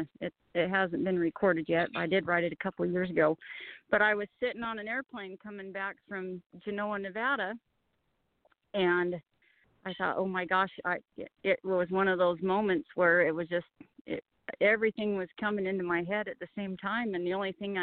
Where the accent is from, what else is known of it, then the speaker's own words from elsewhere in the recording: Perkins Peak, British Columbia, Canada; Perkins Peak, where I grew up in Canada.